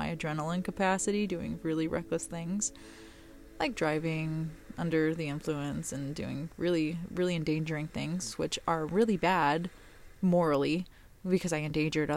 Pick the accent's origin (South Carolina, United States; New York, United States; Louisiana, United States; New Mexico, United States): New Mexico, United States; I'm from New Mexico